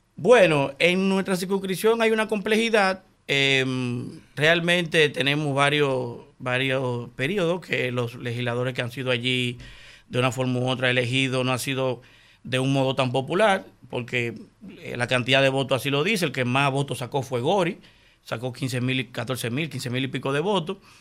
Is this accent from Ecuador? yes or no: no; Santo Domingo, Distrito Nacional, Dominican Republic; yo soy nacido y criado en Villajuana, yo nací en el patio de los cagados